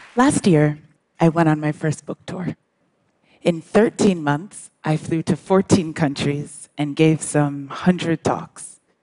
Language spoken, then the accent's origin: English; Brookline, Massachusetts, United States; also born or lived in England / New York City / Accra, Ghana; grew up in the United States